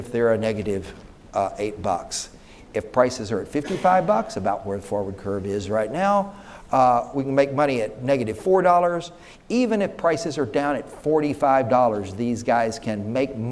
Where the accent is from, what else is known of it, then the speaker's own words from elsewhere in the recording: Texas, United States; I'm from Texas